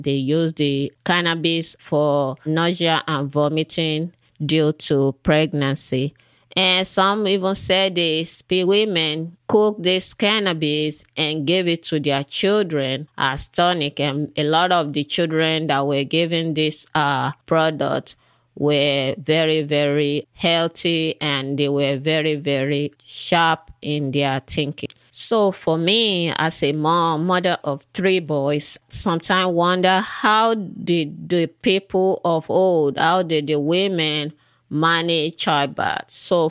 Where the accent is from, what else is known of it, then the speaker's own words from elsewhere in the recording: Nigeria; I was born in Africa, in Nigeria. And while I was a little girl growing up, then whenever we have fever or we are sick, whatever the issue is, my parents would go to the back of our house.